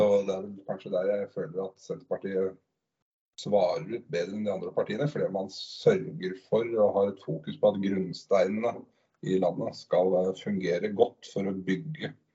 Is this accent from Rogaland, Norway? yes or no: no; Drammen, Buskerud, Norway; jeg er jo født og oppvokst i Drammen